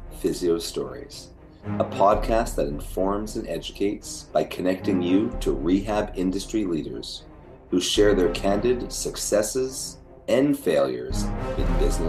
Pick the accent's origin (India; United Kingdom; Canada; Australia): Canada